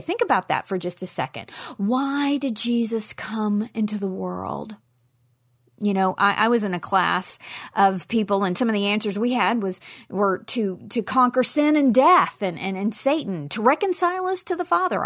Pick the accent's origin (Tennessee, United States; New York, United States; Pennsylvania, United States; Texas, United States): Tennessee, United States; Nashville; in Nashville, Tennessee, my hometown.